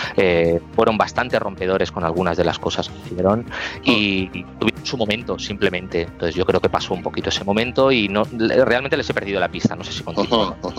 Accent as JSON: {"language": "Spanish", "town": "Barcelona", "region": "Catalonia", "country": "Spain", "said": "nosotros salimos de Sagrada Familia, de la Avenida Baudí"}